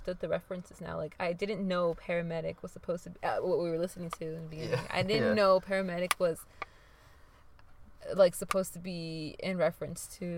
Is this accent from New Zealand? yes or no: no; Inglewood, California, United States; I'm from Inglewood